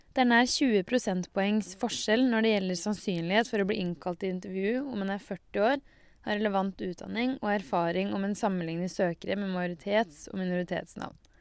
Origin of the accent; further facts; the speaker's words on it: Norway; Jeg har også vokst opp med brunost og skidag